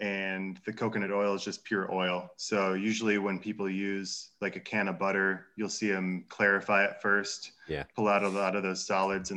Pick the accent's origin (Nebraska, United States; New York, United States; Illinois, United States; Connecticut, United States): Illinois, United States; Chicago; moved away; I'm originally from Chicago